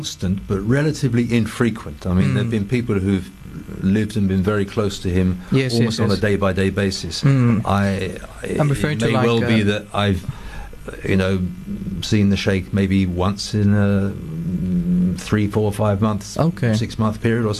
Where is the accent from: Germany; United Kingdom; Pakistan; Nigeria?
United Kingdom; England; first language English; they were English people, born English speakers